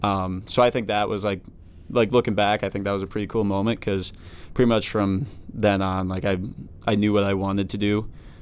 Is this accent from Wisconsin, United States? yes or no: yes; Delafield, Wisconsin, United States; moved away as an adult; now in Hamden, United States; Being from Wisconsin, it would get cold enough.